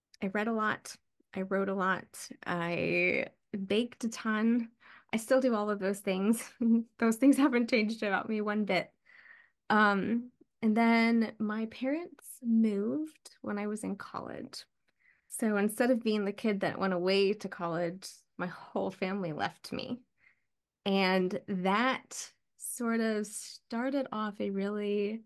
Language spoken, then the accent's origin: English; Ohio, United States; moved away; also born or lived in East Coast, United States; And we moved to the Midwest when I was really young. So most of my childhood through my early 20s was in Ohio. I grew up in a field pretty much